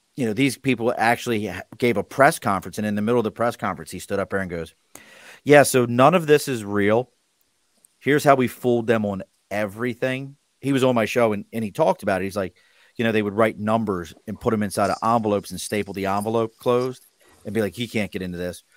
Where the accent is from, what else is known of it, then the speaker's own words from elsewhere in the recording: Baltimore, Maryland, United States; Growing up in Baltimore, Steel City